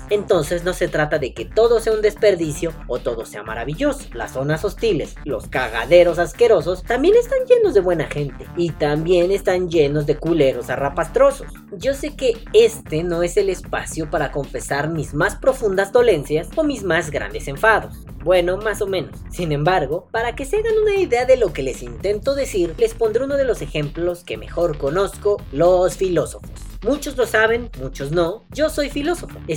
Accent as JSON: {"language": "Spanish", "country": "Guatemala", "moved": "yes", "said": "suena gracioso decir que salí de Guatemala para entrar a Guatepeor."}